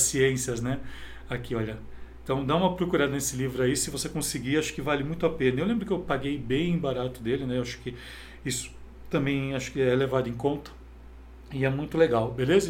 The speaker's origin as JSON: {"language": "Portuguese", "town": "Campinas", "region": "São Paulo", "country": "Brazil", "said": "eu sou de cidade de Campinas"}